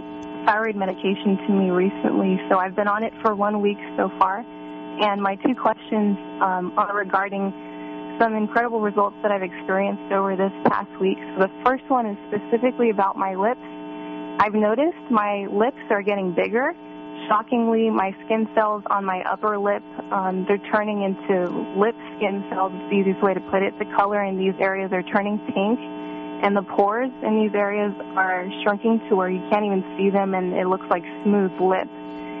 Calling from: California, United States; Hi, I'm from the San Francisco Bay Area.

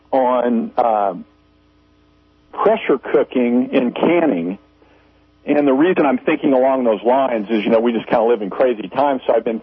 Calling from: Missouri, United States; Yes, this is … from Missouri.

